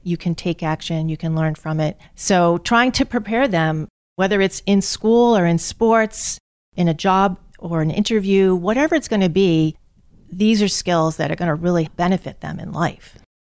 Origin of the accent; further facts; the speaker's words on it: North Attleboro, Massachusetts, United States; I grew up in North Attleboro in Massachusetts.